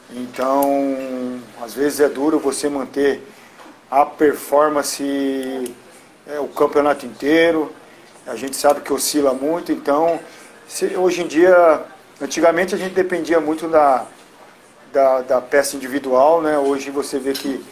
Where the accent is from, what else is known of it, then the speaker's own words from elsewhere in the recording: São Paulo, Brazil; eu cresci vendo o Serginho treinar no São Paulo por conta que eu jogava no Nacional